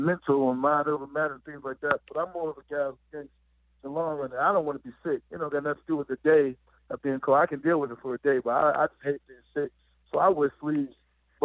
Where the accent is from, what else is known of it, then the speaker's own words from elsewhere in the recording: Pittsburgh, Pennsylvania, United States; moved away as an adult; I'm from Pittsburgh